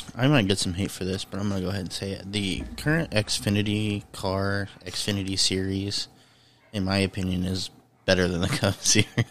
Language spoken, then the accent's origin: English; Indiana, United States; I'm from Indiana